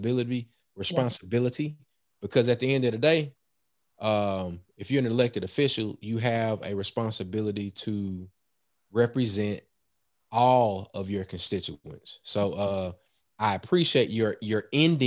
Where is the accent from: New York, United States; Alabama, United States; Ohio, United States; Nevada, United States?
Alabama, United States; Mobile; also born or lived in Jackson, Mississippi; now in Mississippi Gulf Coast, United States; I'm originally from Mobile.